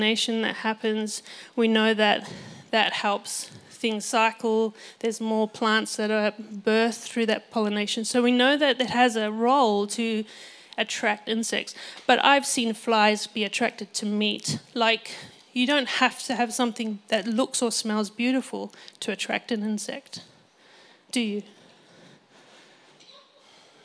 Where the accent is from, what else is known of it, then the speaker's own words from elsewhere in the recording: Botswana; I grew up in Botswana, which is a beautiful nation in Africa, and I was there for all of my childhood, and I never learned to speak Setswana